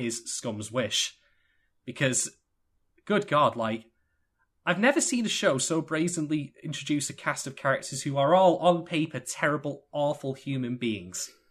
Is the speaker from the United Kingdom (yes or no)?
yes; United Kingdom; I am indeed British